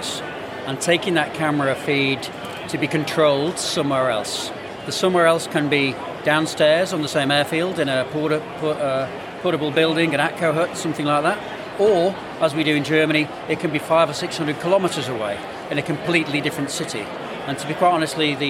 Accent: England, United Kingdom; moved away as an adult; now in Australia; I'm English, obviously, by heritage. I came to Australia 25 years ago.

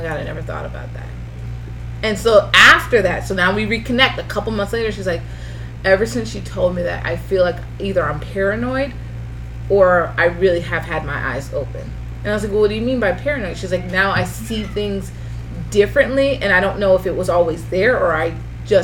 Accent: Lantana, Florida, United States; born or raised there; also born or lived in West Palm Beach, Florida

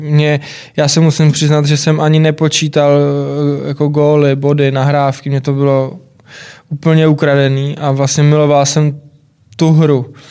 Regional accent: Czechia; u nás, u nás v Čechách

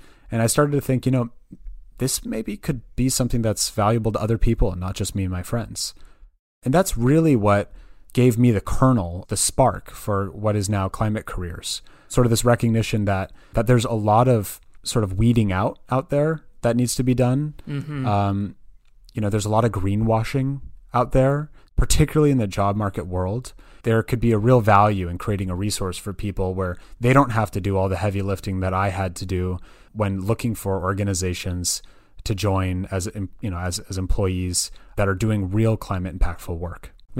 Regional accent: Berkeley, California, United States; I was born and raised in the Bay Area. So I'm actually originally from Berkeley, California, probably known best for its university.

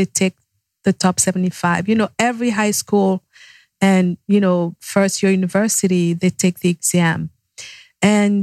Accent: Yaoundé, Centre, Cameroon; now in United States; Yaoundé is the capital city. That's my hometown

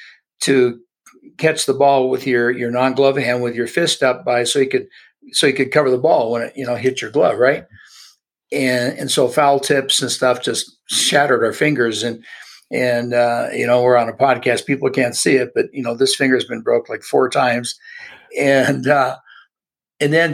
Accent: Los Angeles, California, United States; born and raised in Southern California in the LA area.

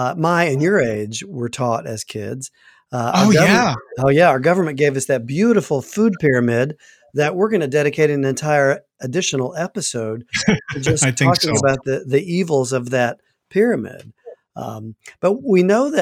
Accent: the South, United States; I grew up in the South

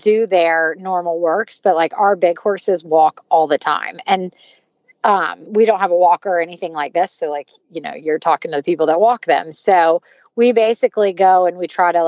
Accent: the South, United States; moved away; I grew up in the South and I grew up like, if it starts snowing, you go to the grocery store really quickly because no one can drive

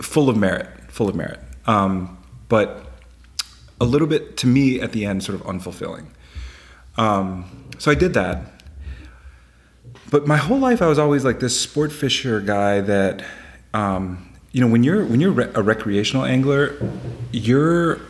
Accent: Chapel Hill, North Carolina, United States; moved away as an adult; also born or lived in Hawaii; now in Washington, D.C., United States; So I'm from North Carolina. I was raised in Chapel Hill, North Carolina.

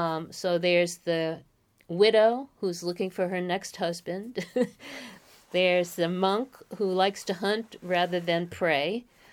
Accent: Bronx, New York, United States; I'm from the Bronx, New York.

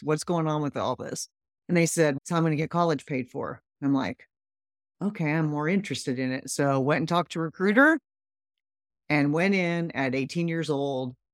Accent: Midwest, United States; I grew up in the Midwest

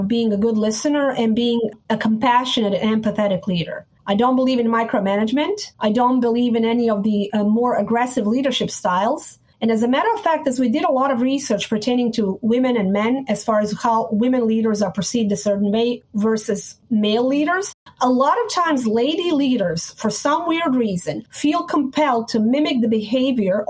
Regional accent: Sarajevo, Bosnia & Herzegovina; born or raised there; moved away

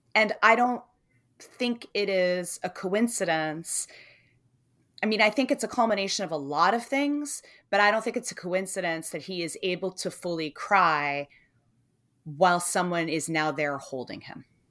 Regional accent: United States; as an American

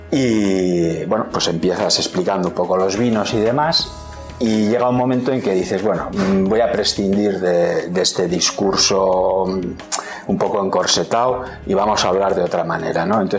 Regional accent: Madrid, Community of Madrid, Spain; Tengo una, anécdota, ahora, ocurrió en Madrid, mi pueblo.

